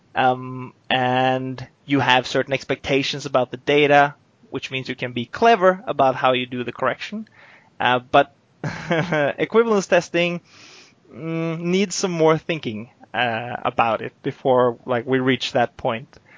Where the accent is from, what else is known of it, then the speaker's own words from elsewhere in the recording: Oslo, Norway; moved away as an adult; now in Eindhoven, Netherlands; I'm basically from Oslo.